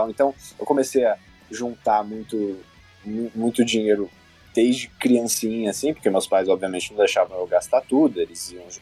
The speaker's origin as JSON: {"language": "Portuguese", "town": "Goiânia", "region": "Goiás", "country": "Brazil", "tie": "born or raised there", "said": "Eu sou de Goiânia, para quem não sabe, Goiânia, Goiás."}